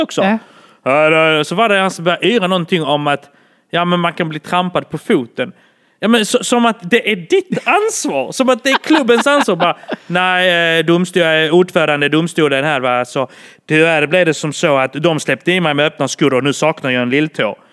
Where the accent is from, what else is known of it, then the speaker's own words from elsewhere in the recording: Malmö, Skåne, Sweden; jag är från Malmö men är ursprungligen från Bålda.